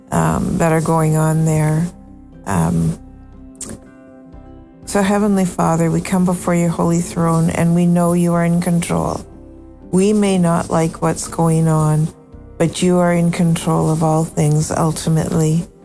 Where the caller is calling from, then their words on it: Canada; Um, let you know that even though I'm Canadian, I pray for the States daily.